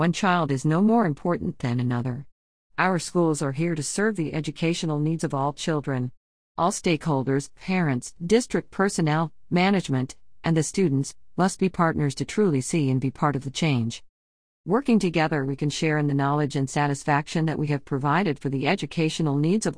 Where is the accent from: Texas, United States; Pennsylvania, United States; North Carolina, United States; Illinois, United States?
Texas, United States; St. Hedwig; Being a fifth-generation citizen, born and raised in St. Hedwig and serving on the council for the last 2 years